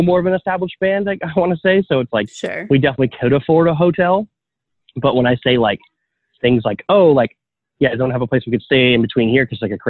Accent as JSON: {"language": "English", "area": "outside of Toronto", "region": "Ontario", "country": "Canada", "tie": "born or raised there", "lives_now": "Toronto, Canada", "said": "I grew up 30 minutes outside of Toronto, outside of downtown"}